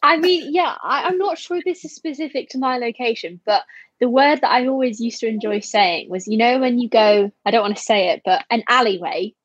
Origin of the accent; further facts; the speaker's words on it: Harrogate, Yorkshire and the Humber, United Kingdom; I currently live in Harrogate in North Yorkshire, which I moved there when I was about seven